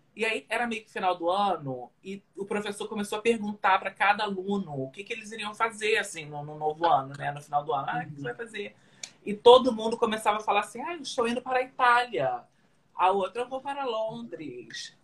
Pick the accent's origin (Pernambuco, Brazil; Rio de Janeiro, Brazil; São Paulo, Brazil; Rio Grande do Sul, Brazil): Rio de Janeiro, Brazil; moved away as an adult; now in New York, United States; lá no Rio de Janeiro, sou do Rio